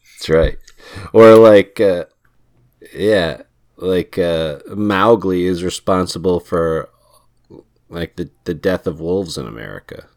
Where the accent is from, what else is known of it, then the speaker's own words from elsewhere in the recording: United States; I'm American